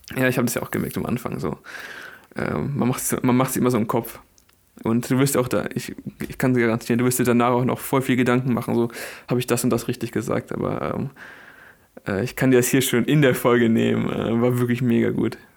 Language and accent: German; Bielefeld, North Rhine-Westphalia, Germany; bei uns in Bielefeld